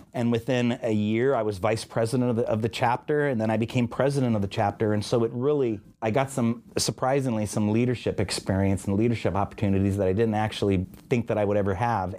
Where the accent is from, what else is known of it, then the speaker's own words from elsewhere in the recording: Bay Area, California, United States; moved away; also born or lived in Pennsylvania / Oregon; I was born and raised in the Bay Area, of California